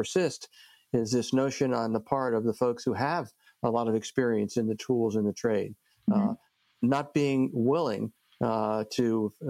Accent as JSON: {"language": "English", "region": "New Jersey", "country": "United States", "said": "I'm from New Jersey"}